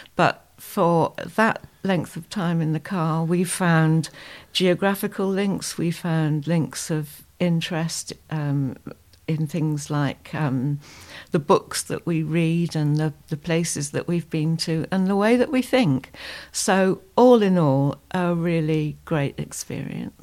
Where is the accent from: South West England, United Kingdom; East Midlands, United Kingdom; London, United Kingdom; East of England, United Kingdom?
South West England, United Kingdom; Dorset; I'm from the United Kingdom, from a county, Dorset, which is, um, southwest